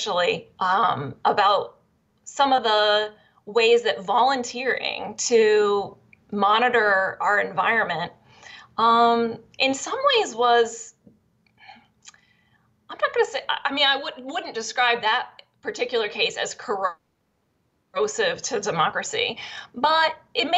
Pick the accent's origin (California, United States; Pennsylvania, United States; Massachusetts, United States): Pennsylvania, United States; I grew up in Pennsylvania, and the place where my parents lived was kind of ground zero for the natural gas companies